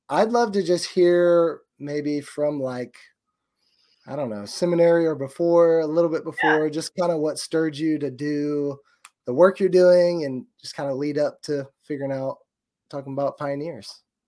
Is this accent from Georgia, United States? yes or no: yes; Georgia, United States; I'm from Georgia.